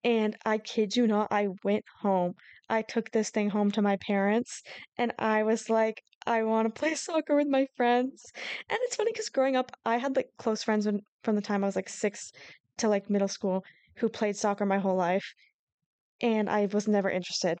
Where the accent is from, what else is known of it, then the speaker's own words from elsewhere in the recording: Seattle area, Washington, United States; we're from the Seattle area, Issa more so than me, just a little closer